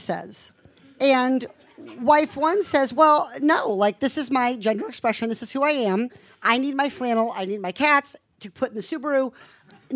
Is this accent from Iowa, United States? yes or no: yes; Iowa, United States; I'm from Iowa